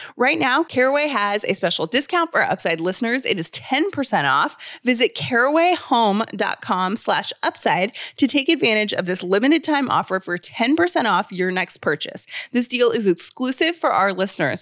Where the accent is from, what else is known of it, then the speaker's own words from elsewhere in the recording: Georgia, United States; I'm from Georgia